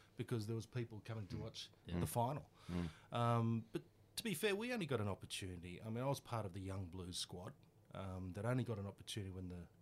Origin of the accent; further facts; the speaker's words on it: Sydney, New South Wales, Australia; In the eastern suburbs, in Kensington and Kingsford